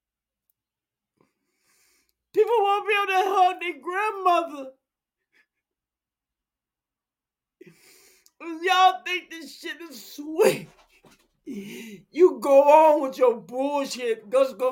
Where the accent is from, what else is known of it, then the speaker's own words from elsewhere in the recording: Chicago, Illinois, United States; I'm from Chicago.